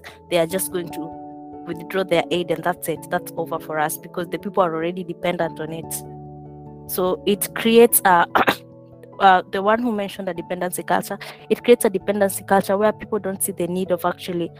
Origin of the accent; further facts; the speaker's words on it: Kenya; moved away; I'm from Kenya.